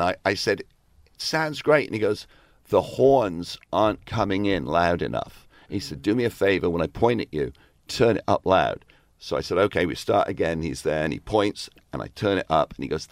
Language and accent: English; England, United Kingdom; moved away; are you from England? And I said, yes